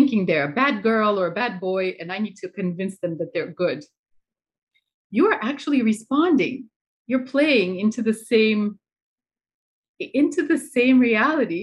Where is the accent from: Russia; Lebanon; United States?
Russia; I'm from Russia